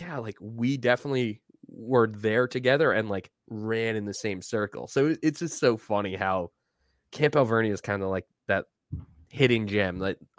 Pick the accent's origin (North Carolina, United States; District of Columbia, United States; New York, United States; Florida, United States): New York, United States; Deer Park; like the North Shore area of Long Island, which is like kind of directly north of where I grew up in Deer Park